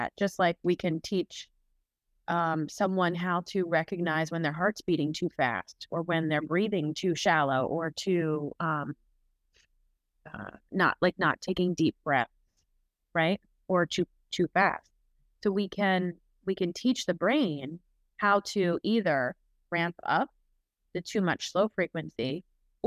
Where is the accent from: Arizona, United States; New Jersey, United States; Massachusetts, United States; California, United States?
New Jersey, United States; I'm Italian and I'm from Jersey.